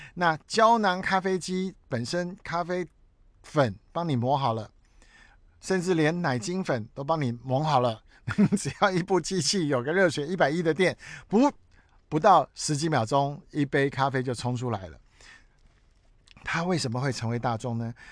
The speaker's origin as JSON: {"language": "Chinese", "country": "Taiwan", "said": "我是台湾人、中华民族的人、黄种皮肤"}